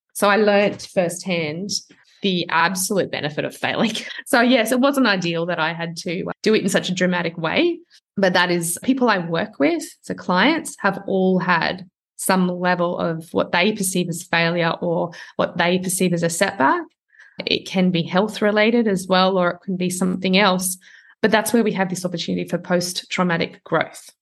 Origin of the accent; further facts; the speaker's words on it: outside of Sydney, New South Wales, Australia; moved away as an adult; also born or lived in Toronto, Canada; I'm not from Sydney. So I'm from outside of Sydney. So from this small town